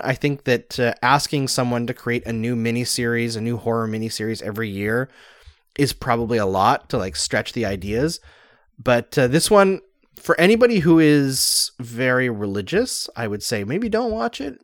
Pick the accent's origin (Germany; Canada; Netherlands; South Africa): Canada; I'm Canadian